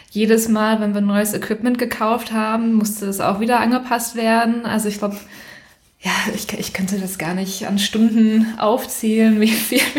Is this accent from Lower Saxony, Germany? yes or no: no; Recklinghausen, North Rhine-Westphalia, Germany; Also ich komme ursprünglich aus Recklinghausen, das ist im Ruhrgebiet.